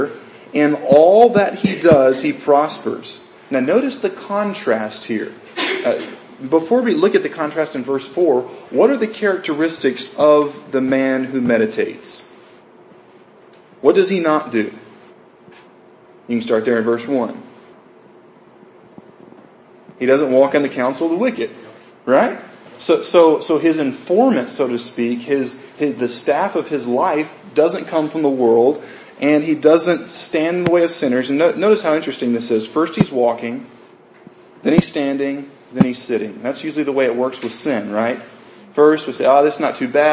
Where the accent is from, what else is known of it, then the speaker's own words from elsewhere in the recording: United States; Most of us have been, you know, raised in the U.S.